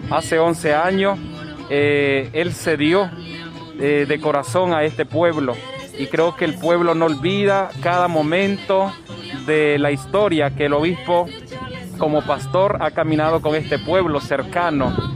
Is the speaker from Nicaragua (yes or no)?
yes; Managua, Nicaragua; somos de Managua de por sí nosotras